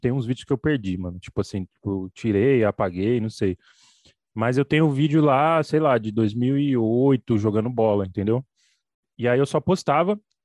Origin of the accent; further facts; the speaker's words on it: São Paulo, Brazil; eu moro aqui em São Paulo, entendeu? Odeio São Paulo, nem me considero de São Paulo, sou do Capão Redondo